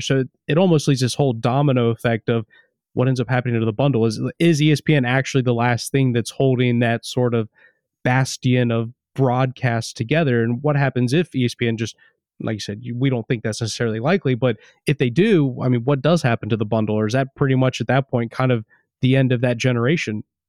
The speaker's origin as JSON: {"language": "English", "country": "United States", "moved": "yes", "said": "I'm an American living abroad."}